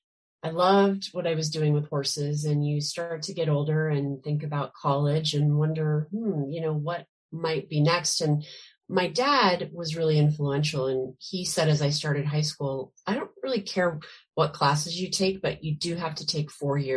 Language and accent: English; Spokane, Washington, United States; now in Seattle, United States; I am actually from Spokane, Washington. Okay. That's where I grew up. Yep. And I live in Seattle now, but I grew up on a little farm in Spokane and was a very lucky kid.